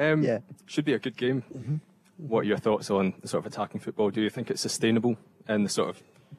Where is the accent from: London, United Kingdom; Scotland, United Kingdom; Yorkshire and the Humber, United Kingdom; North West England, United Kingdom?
Scotland, United Kingdom; Lochwinnock; I'm from Lochwinnock.